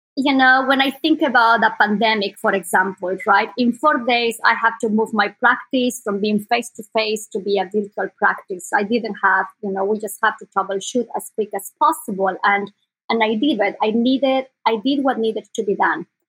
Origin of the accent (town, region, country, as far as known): Sucre, Chuquisaca, Bolivia; born or raised there; English is a second language; moved away as an adult; now in Bay Area, United States